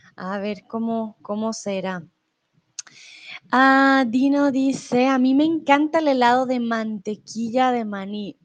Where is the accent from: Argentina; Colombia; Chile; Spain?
Colombia; also born or lived in Mexico; now in Germany; yo soy de Colombia y comúnmente pues vivo en Alemania, pero em, ahora estoy en México